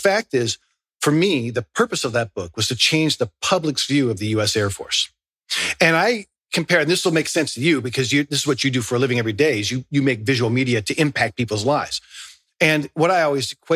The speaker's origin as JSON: {"language": "English", "town": "Newport Beach", "region": "California", "country": "United States", "tie": "born or raised there", "said": "I grew up, I was born in Newport Beach. I surfed as a kid"}